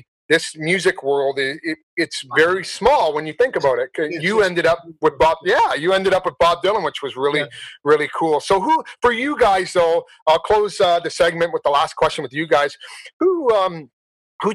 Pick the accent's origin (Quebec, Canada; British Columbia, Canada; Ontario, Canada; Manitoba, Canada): Ontario, Canada; Simcoe; also born or lived in Belgium / London, England; my hometown, Simcoe, Ontario